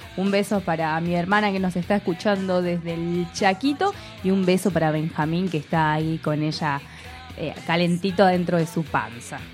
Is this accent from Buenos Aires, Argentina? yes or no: no; Córdoba, Argentina; Nosotras decimos que somos nacionalizadas y también locales, somos cordobesas